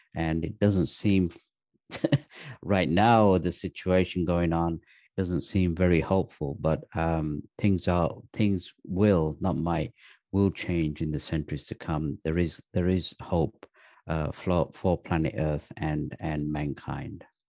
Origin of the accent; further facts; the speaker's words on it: the north of England, United Kingdom; also born or lived in Pakistan; I was actually born in Pakistan. Uh, my parents moved to England when I was three years old.